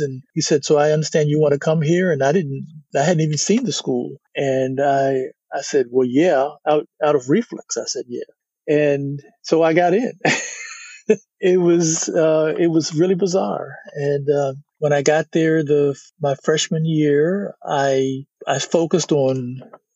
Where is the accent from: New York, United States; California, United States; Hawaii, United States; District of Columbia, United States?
District of Columbia, United States; Washington; also born or lived in Notre Dame, Indiana; now in Houston, United States; I grew up in Washington, D.C.